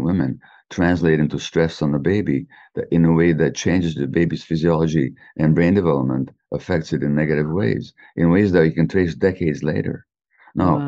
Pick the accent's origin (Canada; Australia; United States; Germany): Canada; I'm Canadian